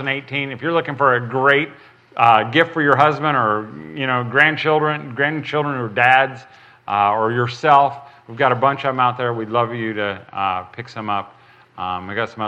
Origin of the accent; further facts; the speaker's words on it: United States; I'm red-blooded American. I'm not from Europe